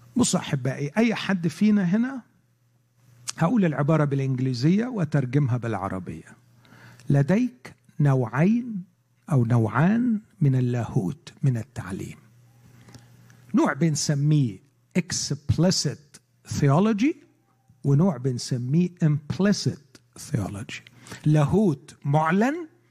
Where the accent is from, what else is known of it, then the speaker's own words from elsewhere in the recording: Egypt; عندنا في مصر